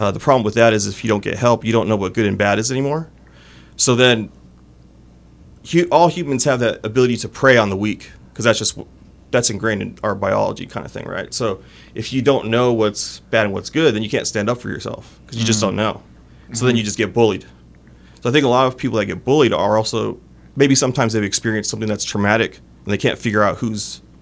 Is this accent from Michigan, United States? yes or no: no; Oxnard, California, United States; born or raised there